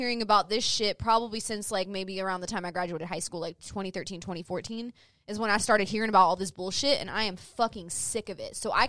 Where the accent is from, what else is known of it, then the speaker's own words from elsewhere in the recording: Georgia, United States; Yeah, I'm from Georgia.